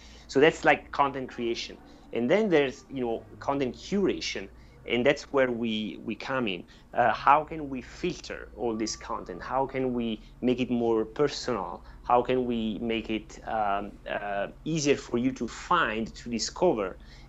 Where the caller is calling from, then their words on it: Corsica, France; I'm speaking from Corsica, France, and you are in California, right?